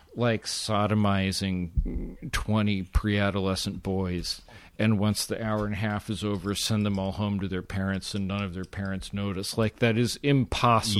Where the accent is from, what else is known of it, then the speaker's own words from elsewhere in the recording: West Coast, United States; I'm from the West Coast. I'm from the shittiest part of the West Coast.